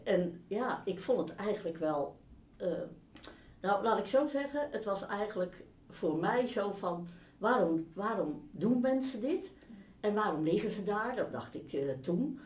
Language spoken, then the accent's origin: Dutch; Rotterdam, South Holland, Netherlands; Ik ben opgegroeid in Rotterdam